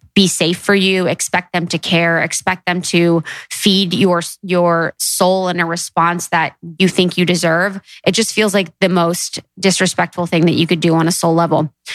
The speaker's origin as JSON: {"language": "English", "region": "Midwest", "country": "United States", "tie": "born or raised there", "said": "growing up in the Midwest"}